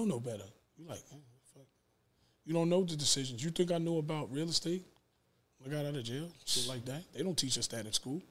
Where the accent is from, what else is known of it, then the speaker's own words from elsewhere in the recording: New York City, New York, United States; I'm from Queens